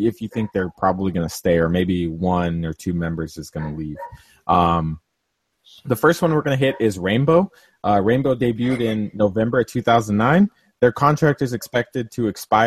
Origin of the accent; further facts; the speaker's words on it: California, United States; I'm from California. I'm from a place that kind of decriminalized it